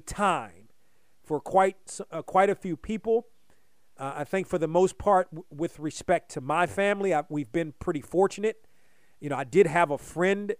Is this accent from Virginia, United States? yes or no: no; Hyattsville, Maryland, United States; growing up in the Washington area